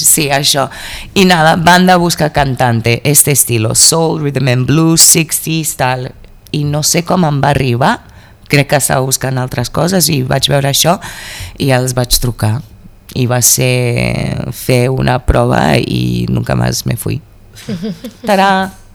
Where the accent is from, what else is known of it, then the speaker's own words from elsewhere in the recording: Mozambique; moved away as an adult; also born or lived in United States / Brazil; now in Catalonia, Spain; vaig marxar de Moçambique, eh, crec que amb 19 anys jo 20, per anar a la Uni als Estats Units